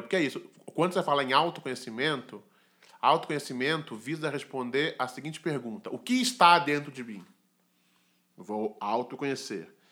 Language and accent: Portuguese; Brazil; born or raised there